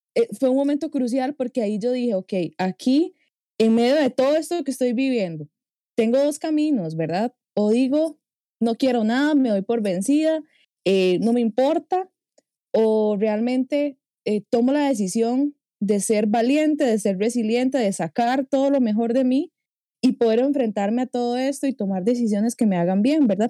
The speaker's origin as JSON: {"language": "Spanish", "country": "Costa Rica", "accent": "tico", "said": "mi acento tico"}